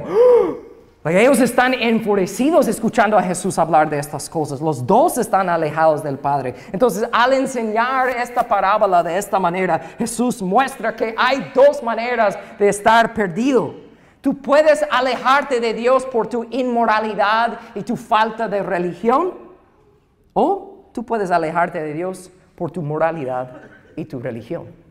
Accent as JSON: {"language": "Spanish", "country": "United States", "second_language": "Spanish", "moved": "yes", "said": "soy gringo y voy aprendiendo el idioma"}